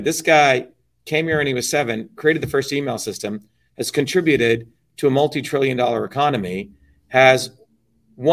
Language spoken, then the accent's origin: English; India; now in United States; I was born in India.